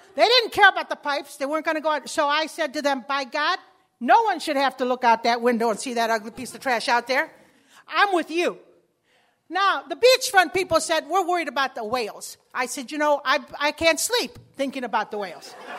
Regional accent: Chicago, Illinois, United States; first language Spanish; English is a second language; When I was a kid, I grew up in Chicago, and I was the only Spanish-speaking child in the whole neighborhood.

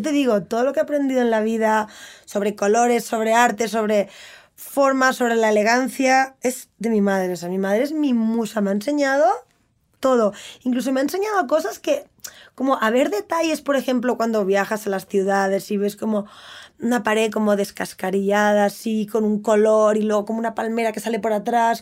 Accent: Barcelona, Catalonia, Spain; Yo crecí en Barcelona.

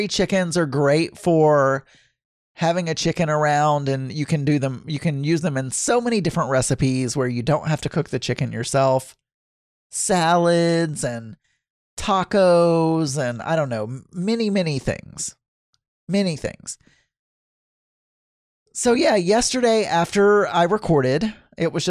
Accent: the South, United States; moved away; when I was growing up in the South

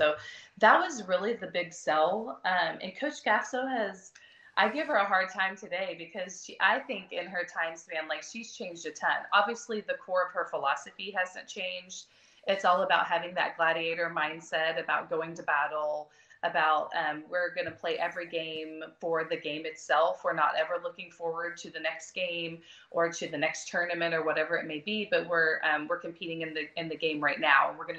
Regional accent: Broken Arrow, Oklahoma, United States; Since I was from Broken Arrow, I am from Broken Arrow.

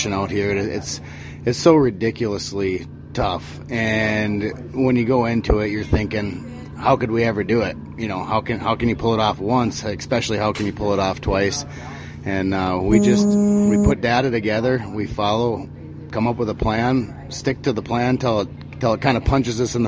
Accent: Cohasset, Minnesota, United States; I'm from Cohasset, which is just, it's right near Grand Rapids

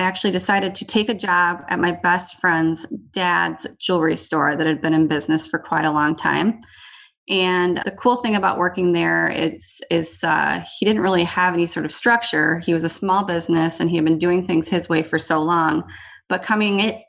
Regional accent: Eden Prairie, Minnesota, United States; moved away as an adult; also born or lived in Iowa; I grew up in Eden Prairie, Minnesota. I was there up until high school

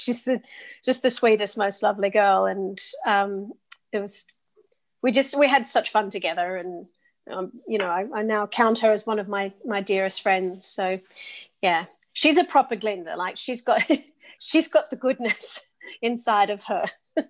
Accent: Sydney, New South Wales, Australia; accent: English; also born or lived in Oxford, United Kingdom; my English accent comes from living in the UK for half my life. So I grew up in both Oxford and Sydney and went to school in Oxford, in both primary and secondary school

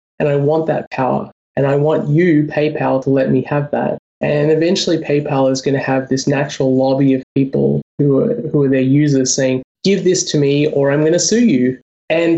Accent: Australia; also born or lived in United States; I'm Australian. I have a bank account in Australia

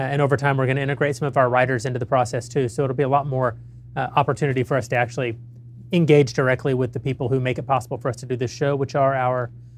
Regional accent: Texas, United States; I'm from Texas. I'm weird. I like to eat chili for breakfast.

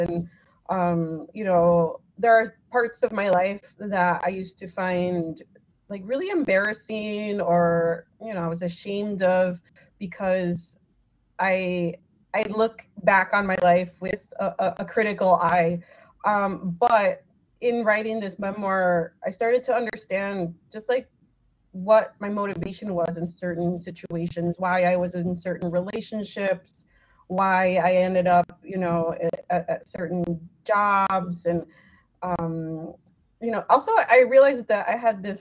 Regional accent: United States; also born or lived in Mexico (ancestry); I am very proud of being both a woman and being Mexican American. And so I find it to be an honor, you know, to be a daughter of Mexican immigrants

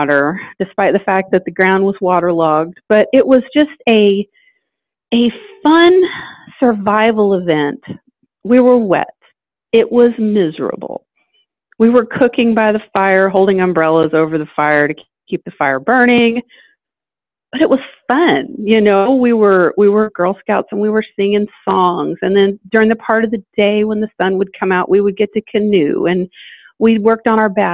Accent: Indiana, United States; now in Atlanta, United States; I'm from Indiana.

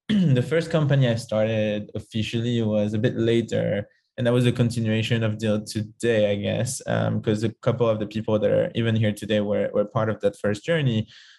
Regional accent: Paris, Île-de-France, France; English is a second language; moved away

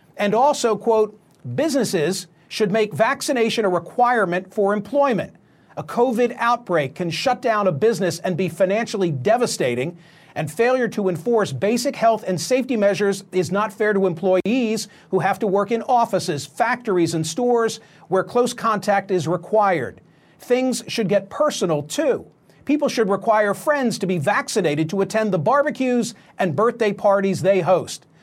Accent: Philadelphia, Pennsylvania, United States; my hometown of Philadelphia

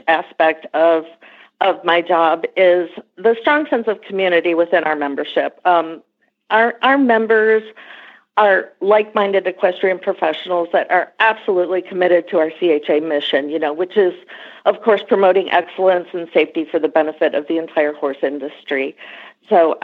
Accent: Michigan, United States; moved away as an adult; also born or lived in Nashville, Tennessee / Lexington, Kentucky; So I'm originally from Michigan, so I moved back to Michigan after school

